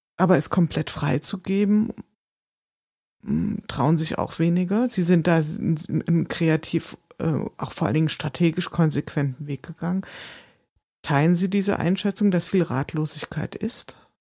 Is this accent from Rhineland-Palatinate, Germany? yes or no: no; Wiesbaden, Hesse, Germany; ich komme aus Wiesbaden